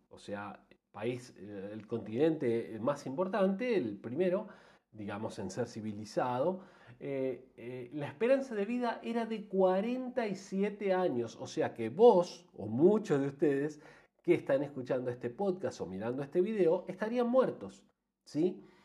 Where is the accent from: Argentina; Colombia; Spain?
Argentina; yo soy argentino